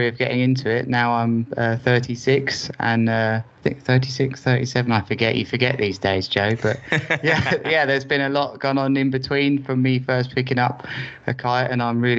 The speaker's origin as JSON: {"language": "English", "town": "Worthing", "region": "South East England", "country": "United Kingdom", "tie": "born or raised there", "said": "I've always lived in Worthing as my hometown, which is an hour south of London"}